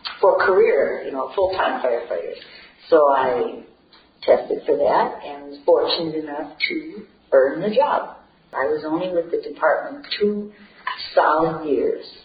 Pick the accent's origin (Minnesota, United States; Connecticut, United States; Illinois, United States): Minnesota, United States; Columbia Heights; I was born and raised in Columbia Heights